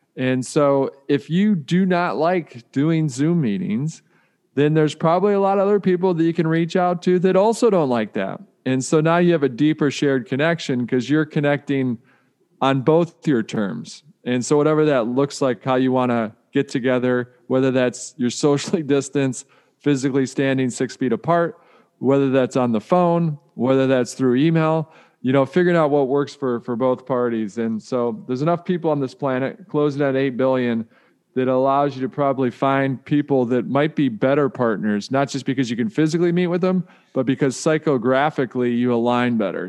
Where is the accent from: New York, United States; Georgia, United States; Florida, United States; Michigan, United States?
Michigan, United States; Detroit; I grew up in Detroit